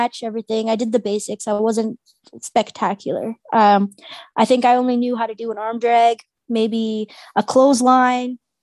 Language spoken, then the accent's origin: English; Mississauga, Ontario, Canada; I was from Malton